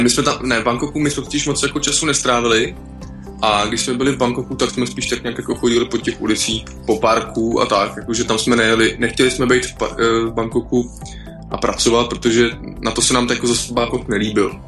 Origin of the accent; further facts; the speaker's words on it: Czechia; Češi, jak jsme prostě národ horalů